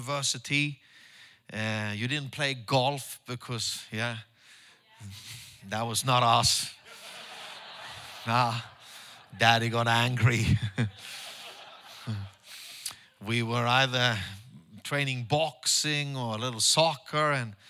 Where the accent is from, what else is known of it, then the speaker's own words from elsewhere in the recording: Stockholm, Stockholm County, Sweden; English is a second language; church back home in Stockholm with my own disciples